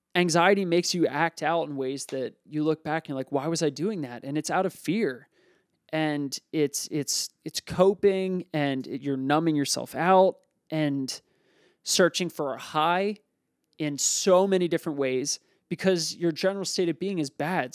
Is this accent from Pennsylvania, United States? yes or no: yes; Lansdale, Pennsylvania, United States; I grew up in Lansdale, Pennsylvania.